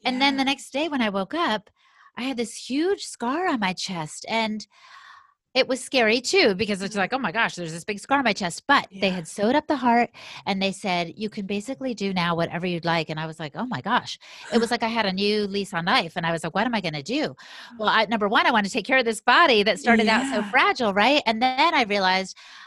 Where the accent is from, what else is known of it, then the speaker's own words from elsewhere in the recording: United States; I've got 100% Latina blood, you know, but I'm American by birth and by the way they raised me